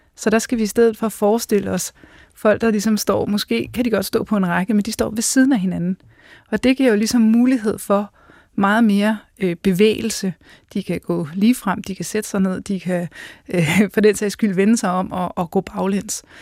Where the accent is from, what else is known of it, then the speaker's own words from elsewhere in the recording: Central Jutland, Central Denmark Region, Denmark; also born or lived in Scotland; jeg er fra Fjendeslev på Midtjylland.